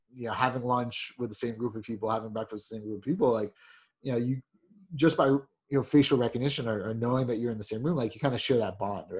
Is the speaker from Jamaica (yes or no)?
yes; Jamaica